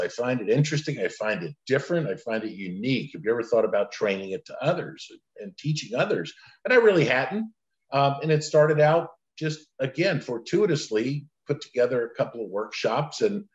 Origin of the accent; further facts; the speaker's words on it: Central Florida, United States; also born or lived in Lakeland, Florida; I was actually born along with my five siblings, large Italian Catholic family in Lakeland, Florida, of all places. My dad, mom just didn't want to raise their family on the streets of Brooklyn. And I grew up in Central Florida, great place to grow up